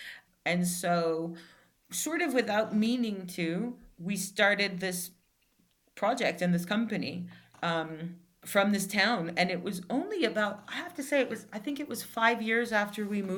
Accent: New York, United States; moved away as an adult; also born or lived in Algeria; now in Italy; I've been living in Algeria, and I'm originally from New York. I came back to New York. And when I came back to New York, because I'm from New York

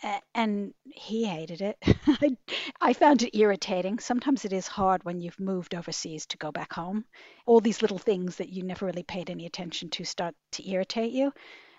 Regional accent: New York City, New York, United States; I grew up in New York City, very much a New Yorker.

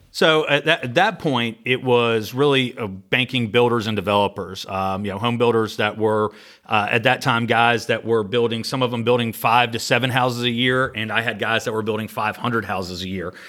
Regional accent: Sandy Springs, Georgia, United States; I grew up in Atlanta, uh, in Sandy Springs, went to Riverwood High School

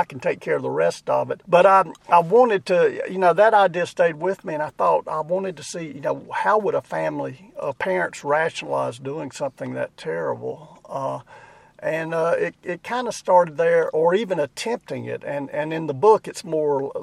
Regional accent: Boiling Springs, North Carolina, United States; also born or lived in Chester, South Carolina; I grew up in Boiling Springs, North Carolina, best known for having been the birthplace of Earl Scruggs.

